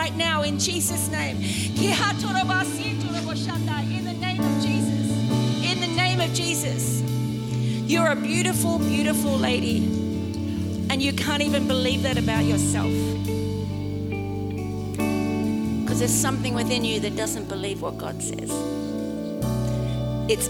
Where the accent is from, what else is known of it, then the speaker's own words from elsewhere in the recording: Australia; I'm Australian.